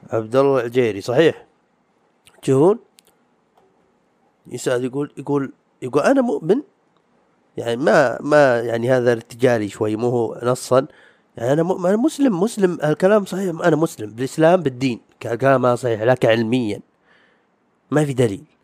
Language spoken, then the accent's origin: Arabic; Saudi Arabia; حق ديرتنا حق الديره يعني السعوديه